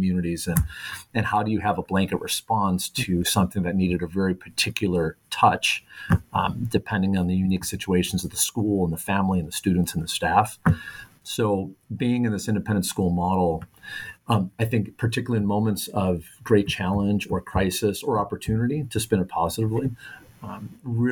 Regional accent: Chicago, Illinois, United States; moved away as an adult; also born or lived in Spain; now in San Juan Capistrano, United States; I'm from Chicago, so coming out here about 10 years ago

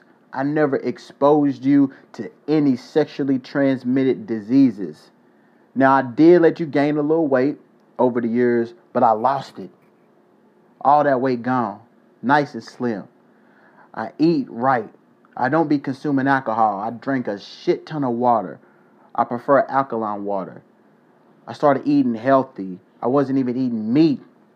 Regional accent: South Korea; moved away; One thing that a lot of people don't know about me is, as a kid, I grew up in Korea.

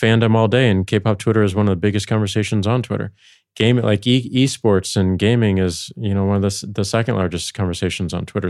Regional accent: St. Louis, Missouri, United States; moved away; going back to Saint Louis, my hometown

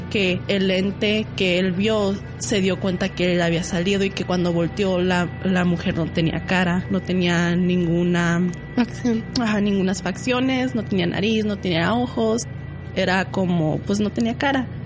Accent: Sinaloa, Mexico; bueno, yo soy de Sinaloa y por allá una historia que se basa de la Llorona es que fue violada

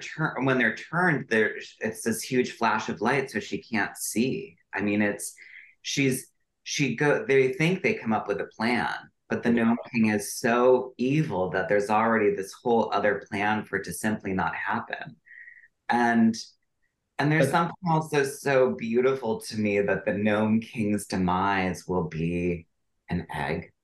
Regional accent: Wisconsin River, United States; I grew up on the Wisconsin River

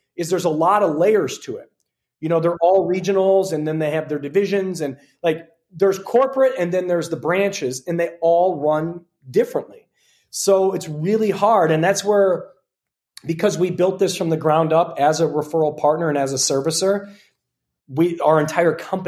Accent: Detroit, Michigan, United States; now in Scottsdale, United States; I'm from Detroit

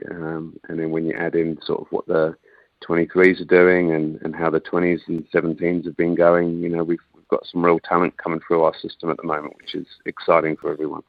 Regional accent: England, United Kingdom; accent: English; now in New Zealand; despite my still English accent, I'm very much a Kiwi. You know, um, I've been here in New Zealand longer than I lived in England

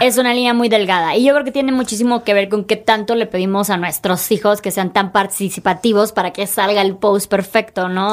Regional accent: Chiapas, Mexico; soy de Chiapas

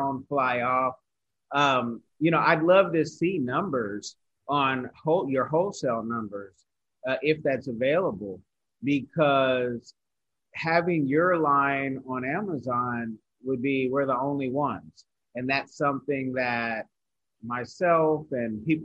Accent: United States; as an American

